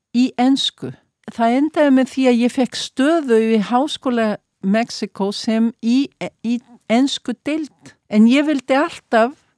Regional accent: Iceland; now in Mexico; ég er Íslendingur

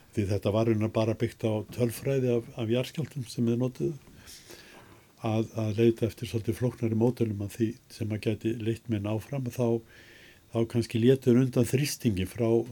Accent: Reykjavík, Capital Region, Iceland; also born or lived in Sweden; ég fættur og upp alveg í Reykjavík

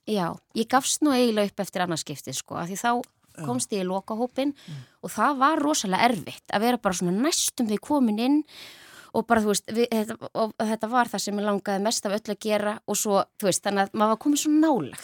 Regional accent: Ísafjörður, Westfjords, Iceland; Ég ólst upp á Ísafyrði

